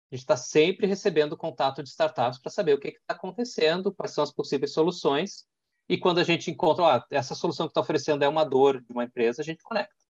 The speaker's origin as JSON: {"language": "Portuguese", "town": "Porto Alegre", "region": "Rio Grande do Sul", "country": "Brazil", "tie": "born or raised there", "moved": "as an adult", "lives_now": "Caxias do Sul, Brazil", "said": "Eu sou porto-alegrense, vivi até três, quatro anos atrás, estava em Porto Alegre vivendo esse mundo."}